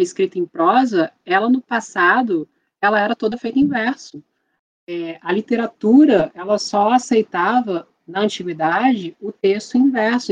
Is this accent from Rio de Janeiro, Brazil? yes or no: yes; Barra Mansa, Rio de Janeiro, Brazil; sou de uma cidade do interior do Rio de Janeiro, Barra Mansa